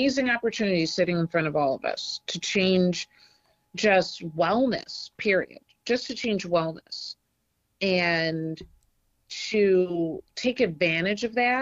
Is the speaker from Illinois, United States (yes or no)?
no; Detroit, Michigan, United States; I'm from Detroit originally.